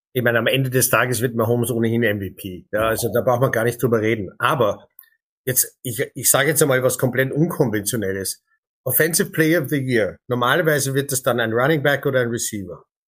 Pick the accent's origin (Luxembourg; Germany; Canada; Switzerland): Canada; moved away; als gebürtiger Kanadier